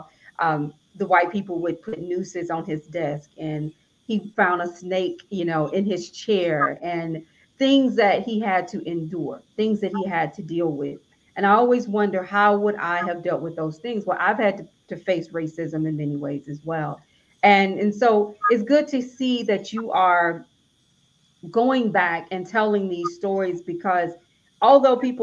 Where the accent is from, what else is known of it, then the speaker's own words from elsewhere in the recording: Alabama, United States; I'm from Alabama